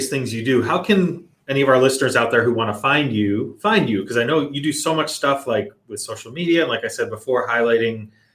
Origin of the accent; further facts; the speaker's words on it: New York, United States; also born or lived in Boston / California / Nevada; now in Chicago area, United States; I grew up in New York